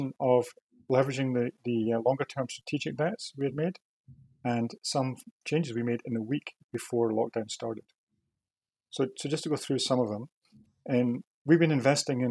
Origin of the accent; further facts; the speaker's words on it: Scotland, United Kingdom; moved away as an adult; also born or lived in Aberdeen; now in Toronto, Canada; I was just a kid growing up in Scotland